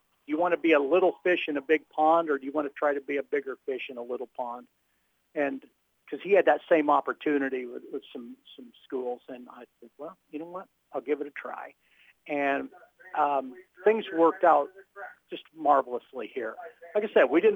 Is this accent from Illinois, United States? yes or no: yes; Spoon River, Illinois, United States; also born or lived in Monmouth, Illinois; I came actually from Spoon River